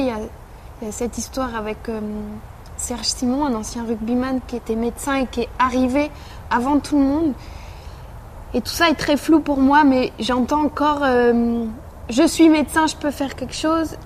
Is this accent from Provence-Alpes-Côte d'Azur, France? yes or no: no; Massy, Île-de-France, France; j'ai grandi à Massy, en banlieue parisienne.